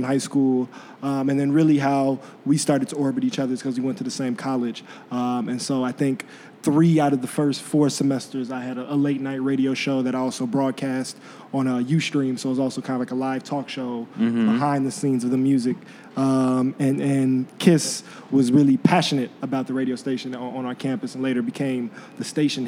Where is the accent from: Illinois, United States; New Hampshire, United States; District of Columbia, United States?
Illinois, United States; Chicago; I'm born and raised in Chicago from the South Side.